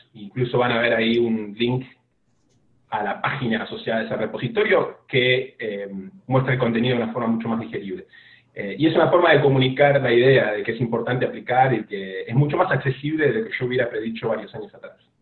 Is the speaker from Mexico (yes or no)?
no; Lanús, Buenos Aires Province, Argentina; accent: rioplatense; moved away as an adult; also born or lived in Australia; now in Houston, United States; yo soy de bueno, de Argentina, de la provincia de Buenos Aires, en la zona sur de la provincia, en un barrio que se llama Lanús